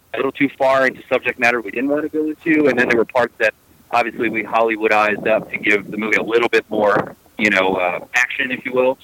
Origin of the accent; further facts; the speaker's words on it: United States; moved away as an adult; also born or lived in Florida; now in Texas, United States; I'm originally a East Coast guy, so I grew up in New York, New Jersey, up in that area